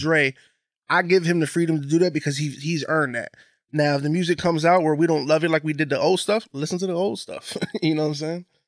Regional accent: Bridgeport, Connecticut, United States; Growing up in Bridgeport

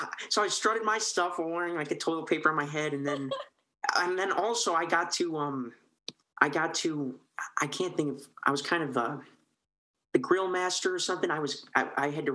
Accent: Park Ridge, Illinois, United States; I grew up in Park Ridge and I went to preschool at St. Andrews

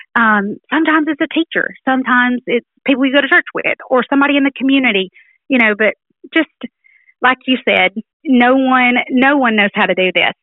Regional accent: Haleyville, Alabama, United States; I'm from Haleyville, Alabama

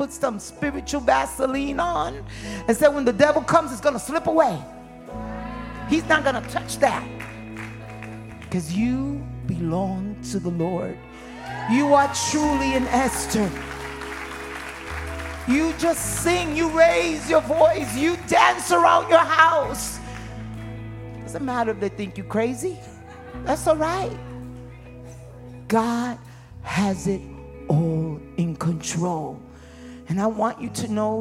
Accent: New York City, New York, United States; When I was a young girl, I was raised in Harlem, New York, where you fought in the streets

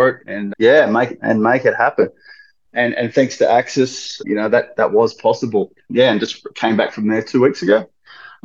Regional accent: Sydney, New South Wales, Australia; I'm 47 from the Northern Beaches in Sydney. Yeah, I started off surfing at North Narrabeen

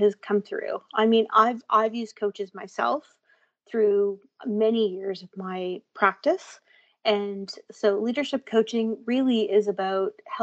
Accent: Thunder Bay, Ontario, Canada; moved away as an adult; Born and raised in Thunder Bay

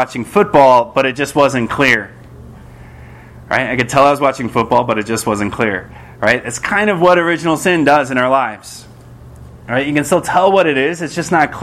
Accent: just outside of Detroit, Michigan, United States; I grew up in Michigan, just outside of Detroit

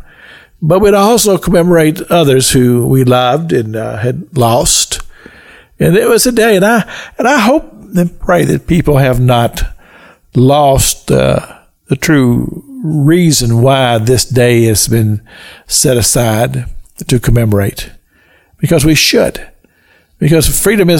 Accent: Kentucky, United States; growing up in the state of Kentucky, we would call it Decoration Day

